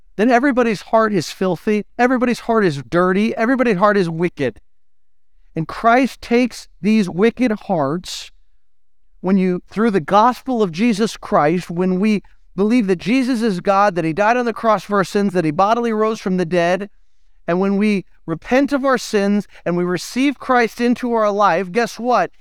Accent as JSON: {"language": "English", "country": "United States", "said": "we're American"}